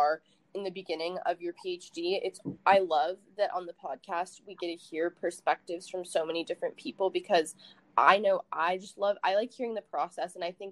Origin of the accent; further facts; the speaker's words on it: California, United States; I'm from California.